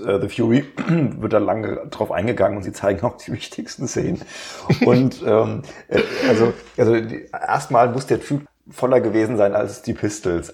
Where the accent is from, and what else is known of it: Germany